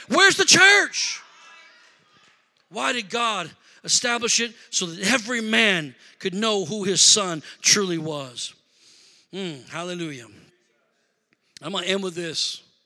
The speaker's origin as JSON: {"language": "English", "town": "Rockford", "region": "Illinois", "country": "United States", "moved": "yes", "lives_now": "Milwaukee, United States", "said": "I'm from Rockford, Illinois"}